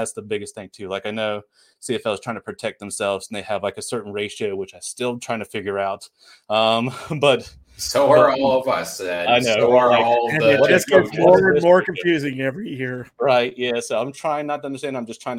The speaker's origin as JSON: {"language": "English", "country": "United States"}